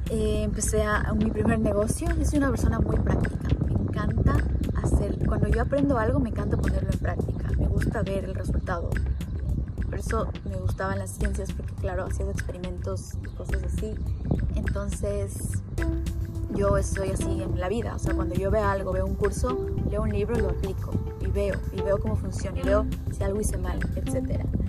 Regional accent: Ecuador; moved away as an adult; also born or lived in United States; now in Dubai, United Arab Emirates; en Ecuador, que es de donde yo soy

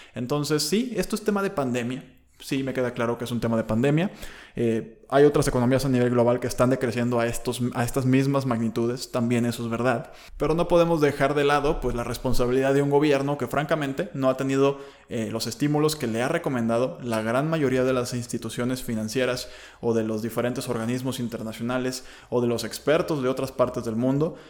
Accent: Mexico; nuestra economía como mexicanos

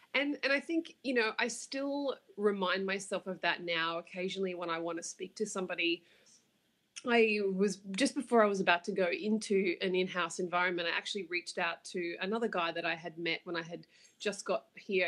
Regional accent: Australia; accent: Australian; moved away as an adult; now in New York City, United States; judging by the accent, you can tell I'm from Australia.

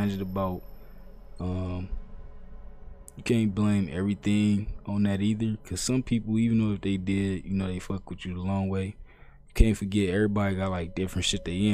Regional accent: Ohio, United States; I'm from Ohio

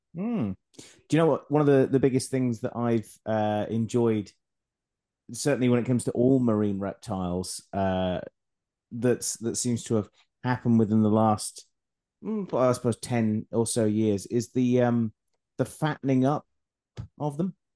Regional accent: Scotland, United Kingdom; I'm Scottish

